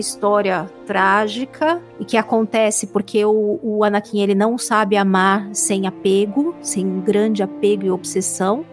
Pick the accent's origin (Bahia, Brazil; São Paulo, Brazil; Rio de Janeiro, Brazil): São Paulo, Brazil; eu sou de São Paulo também, paulista.